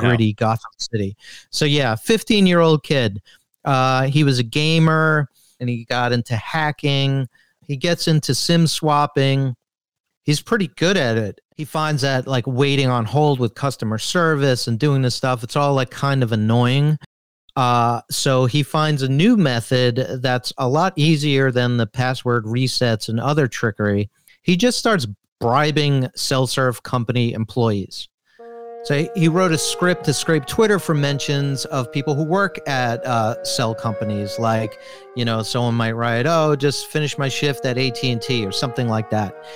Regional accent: New York, United States; I'm from New York

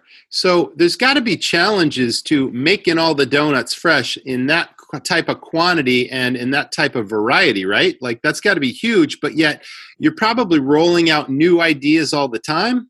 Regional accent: Massachusetts, United States; where I grew up in Massachusetts

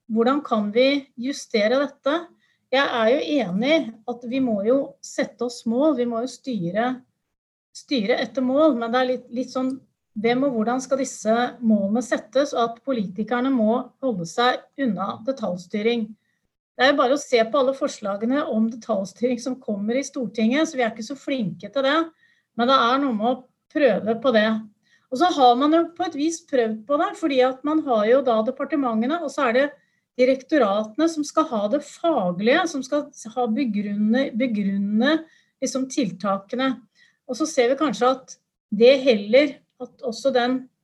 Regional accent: Buskerud, Norway; jeg kom fra Buskerud

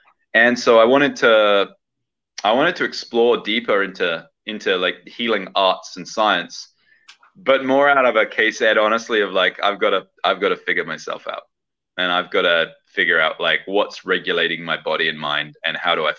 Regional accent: southern England, United Kingdom; So I actually grew up in the UK, in southern England, and I spent the first about 20 years of my life being educated

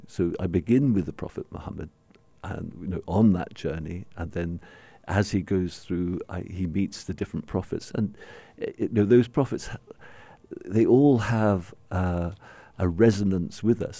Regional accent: Bahrain; the only significant place for people like myself growing up in Bahrain was Sharjah

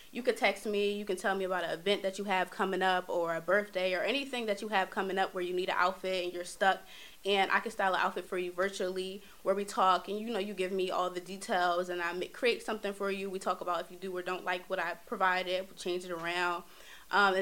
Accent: Philadelphia, Pennsylvania, United States; I'm from Philadelphia. Born and raised in Philadelphia

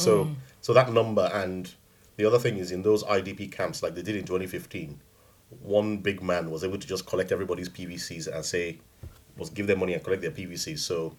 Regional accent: Edo, Nigeria; I'm from Edo State.

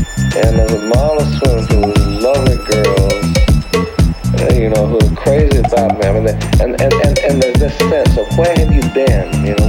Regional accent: Atlanta, Georgia, United States; the neighborhood where I grew up in Atlanta.

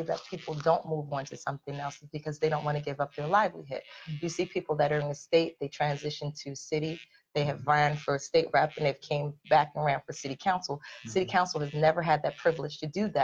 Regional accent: Philadelphia, Pennsylvania, United States; I'm a Philadelphian

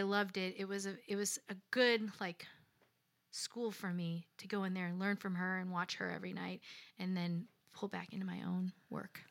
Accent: Lansing, Illinois, United States; moved away as an adult; also born or lived in Chicago, Illinois; now in Nashville, United States; I'm from the south side of Chicago, a suburb called Lansing, Illinois

